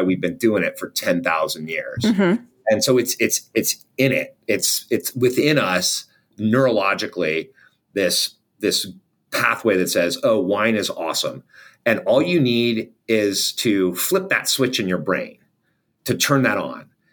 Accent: Southern California, United States; I grew up in Southern California

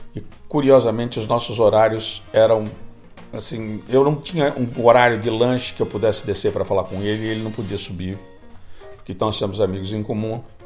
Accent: São Paulo, Brazil; moved away; Cresci em São Paulo

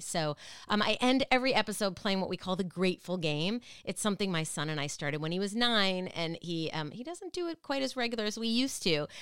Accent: Minneapolis, Minnesota, United States; moved away; I love Minneapolis, and I'm from Minneapolis, but I am not in Minneapolis now

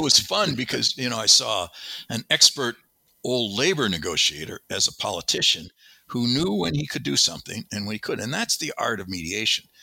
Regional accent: Wisconsin, United States; also born or lived in Madison, Wisconsin; I grew up on a small farm in Wisconsin, a dairy farm

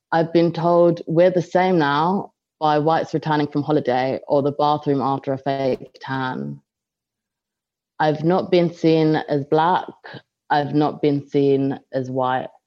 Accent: London, United Kingdom; Um, hi everyone … Um, I'm from London and I study um, here in Bath um, at Bath University.

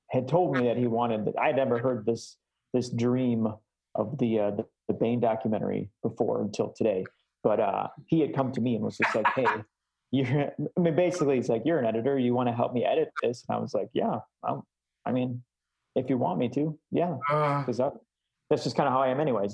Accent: Chicago, Illinois, United States; moved away; I'm originally from Chicago

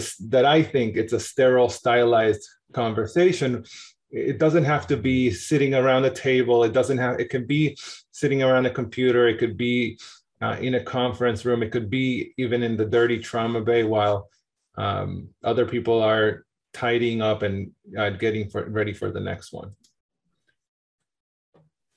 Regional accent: Argentina; also born or lived in New York, United States; now in Boston, United States; I'm from Argentina originally.

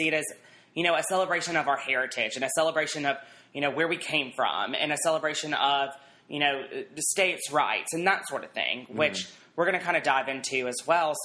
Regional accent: Alabama, United States; I'm from Alabama

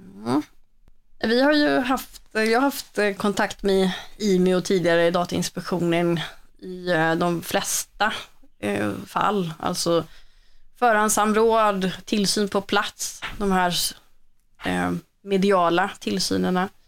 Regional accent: Borås, Västra Götaland, Sweden; moved away; det hörs väl lite att jag inte är från Stockholm eller så, utan jag kommer ju från eh, Boråsområdet

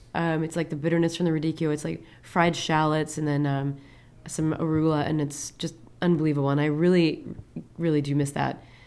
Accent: Peoria, Illinois, United States; moved away; also born or lived in Columbus, Ohio; I'm originally from Peoria, Illinois, which is truly the Midwest.

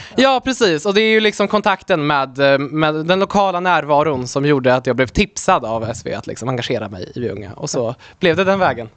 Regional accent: Delsbo, Gävleborg County, Sweden; also born or lived in Poland; jag är då uppvuxen i Hälsingland, eh, i Delsbo

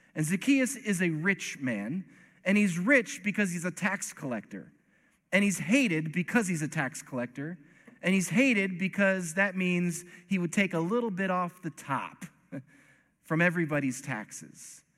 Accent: East Coast, United States; I'm from the East Coast

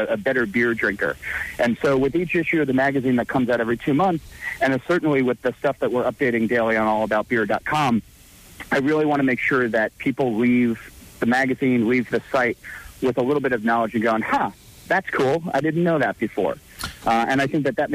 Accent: New Jersey, United States; born and raised in Jersey

